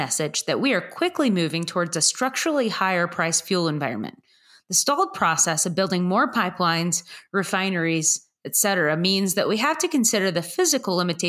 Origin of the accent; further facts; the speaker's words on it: DFW Metroplex, Texas, United States; And it's actually my hometown co-op from where I grew up.